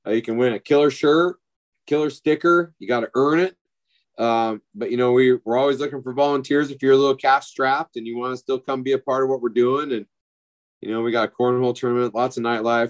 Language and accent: English; Durango, Colorado, United States; my hometown in Purgatory, Colorado, in just outside of Durango